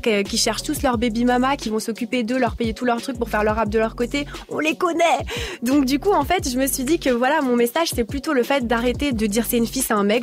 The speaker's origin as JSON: {"language": "French", "town": "Brussels", "region": "Brussels-Capital Region", "country": "Belgium", "said": "moi je viens de Bruxelles."}